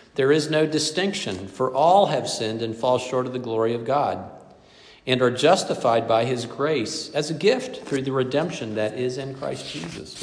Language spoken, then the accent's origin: English; the Bible Belt, the South, United States; I grew up in the Bible Belt, the belt of privilege